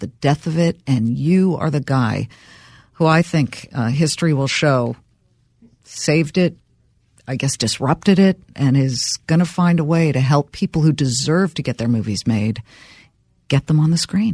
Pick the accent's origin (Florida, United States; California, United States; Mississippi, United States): California, United States; Los Angeles; I grew up in Los Angeles, Beverly Hills